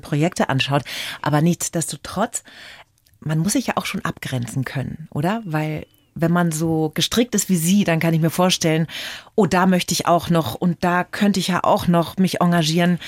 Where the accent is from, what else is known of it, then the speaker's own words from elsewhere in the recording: Bavaria, Germany; bei uns in Bayern